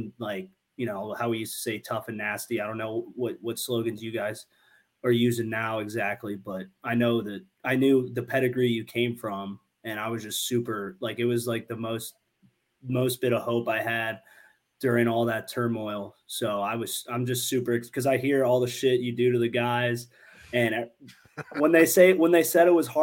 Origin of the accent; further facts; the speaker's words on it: Columbus, Ohio, United States; I was a Buckeye fan growing up in Columbus